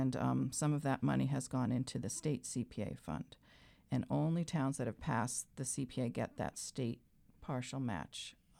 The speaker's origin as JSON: {"language": "English", "town": "Sudbury", "region": "Massachusetts", "country": "United States", "tie": "born or raised there", "also_born_or_lived": "Boston", "lives_now": "Belmont, United States", "said": "I grew up in Sudbury"}